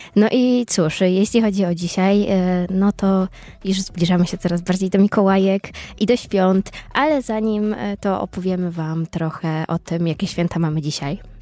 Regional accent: eastern Poland, Poland; now in Poznań, Poland; jestem ze wschodu

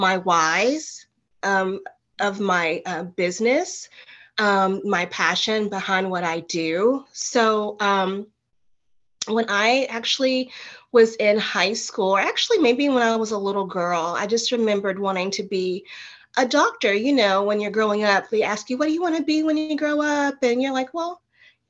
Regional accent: Nashville, Tennessee, United States; also born or lived in Martin, Tennessee; went back home to my hometown in Nashville, Tennessee

